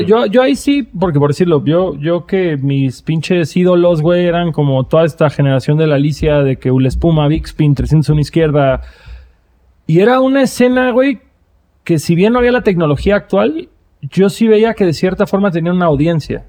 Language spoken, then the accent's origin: Spanish; Cancún, Quintana Roo, Mexico; yo crecí en Cancún en una época en la que nadie iba a Cancún